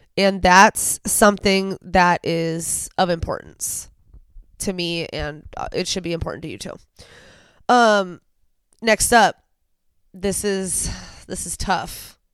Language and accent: English; United States; as an American